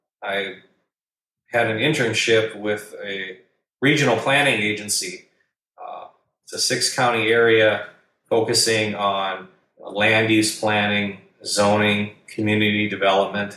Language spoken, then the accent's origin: English; Madison, South Dakota, United States; now in Sioux Falls, United States; about an hour and a half from my hometown, from Madison. It's only an hour from Sioux Falls, where I live now